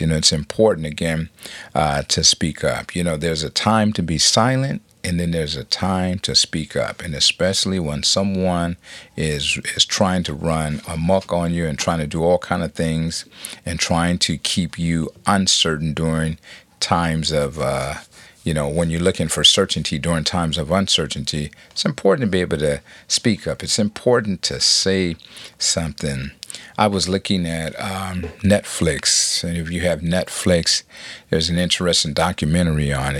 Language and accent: English; Compton, California, United States; I'm from Compton